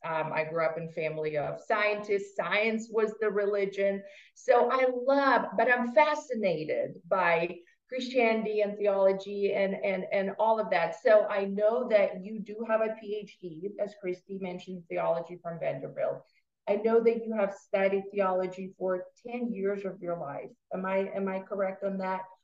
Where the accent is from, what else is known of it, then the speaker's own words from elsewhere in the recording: Russia; moved away; I was born and raised in Russia